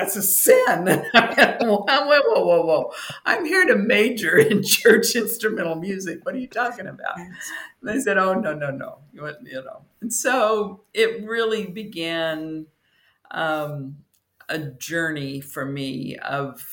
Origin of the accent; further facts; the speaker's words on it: Southern California, United States; I grew up in Southern California, and I watched them build Pepperdine while I was in high school.